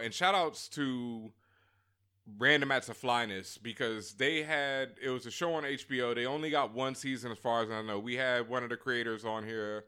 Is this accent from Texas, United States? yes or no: yes; Houston, Texas, United States; my hometown, my hood, Third Ward